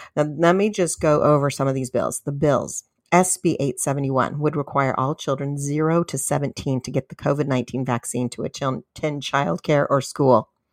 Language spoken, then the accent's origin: English; California, United States; my home state of California